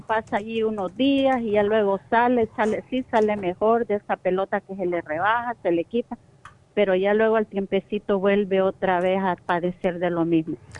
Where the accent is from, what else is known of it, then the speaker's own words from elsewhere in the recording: El Salvador; moved away; yo soy de Salvador.